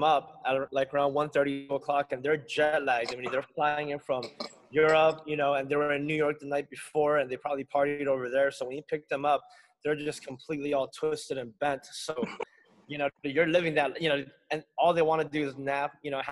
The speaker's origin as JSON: {"language": "English", "country": "Guam", "tie": "born or raised there", "moved": "yes", "lives_now": "Los Angeles, United States", "said": "growing up in Guam"}